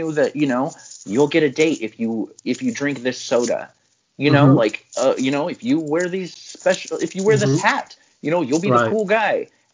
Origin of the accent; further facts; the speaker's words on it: United States; I love being American